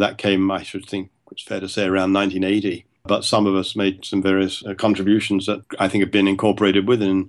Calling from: Toronto, Ontario, Canada; that I'm talking now from Toronto in my office, I'm looking across the road to a neighbor's house.

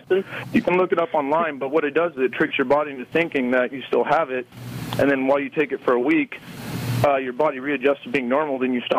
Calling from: Huntington Beach, California, United States; Huntington Beach.

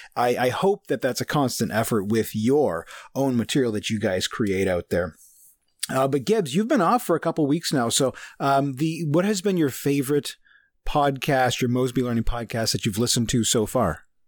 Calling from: Mississauga, Ontario, Canada; I'm calling in from Mississauga, Ontario.

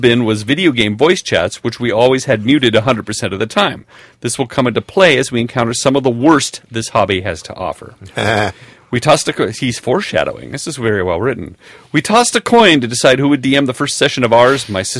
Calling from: Sweden; I'm writing from Sweden to tell you of a gaming horror story. Now, Sweden is a great place to live in many ways.

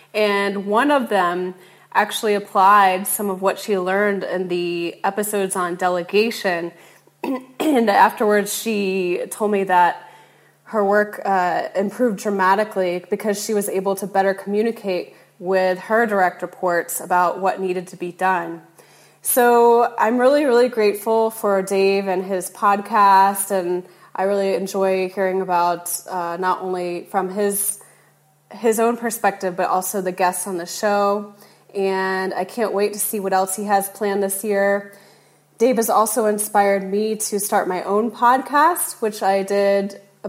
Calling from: Timor-Leste; I am calling from Timor-Leste, which is a small island just north of Australia.

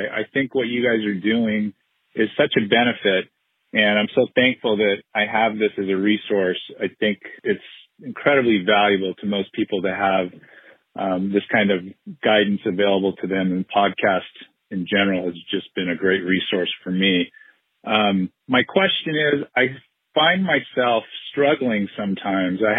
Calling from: Southern California, United States; I'm calling from Southern California.

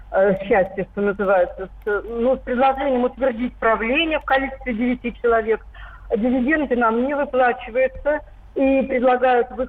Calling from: Kemerovo Oblast, Russia; с Кузбасса. Я из Кузбасса.

